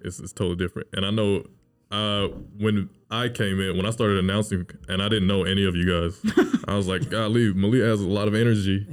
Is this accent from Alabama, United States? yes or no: yes; Mobile, Alabama, United States; me and David we grew up in Mobile